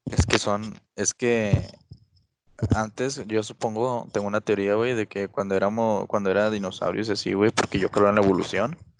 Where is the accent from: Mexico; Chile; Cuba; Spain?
Mexico; soy, mexicano.